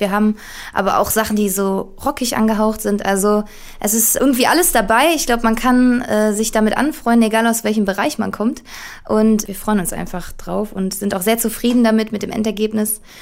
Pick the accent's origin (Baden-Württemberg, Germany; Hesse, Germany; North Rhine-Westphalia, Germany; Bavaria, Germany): North Rhine-Westphalia, Germany; Duisburg; wir kommen alle aus Duisburg. Ähm, Alex und ich, der Gitarrist, äh, wir waren zusammen in einer Schule